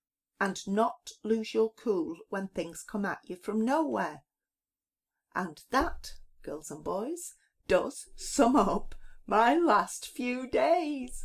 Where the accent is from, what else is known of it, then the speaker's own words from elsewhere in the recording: Lancashire, North West England, United Kingdom; I'm from Lancashire, other side of the Pennines.